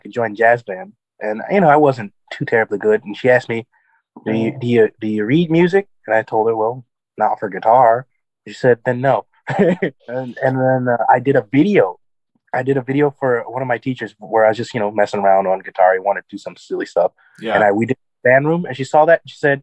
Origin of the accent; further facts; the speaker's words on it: Racine, Wisconsin, United States; I was born and raised right here in Racine, graduated from Case High School.